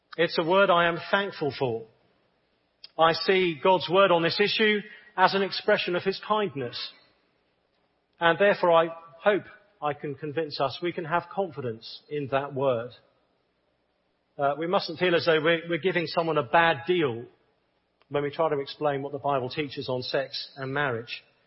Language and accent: English; England, United Kingdom; I'm from the United Kingdom, as you can probably tell. And I'm a bit of a, a contradiction. I'm a, an Englishman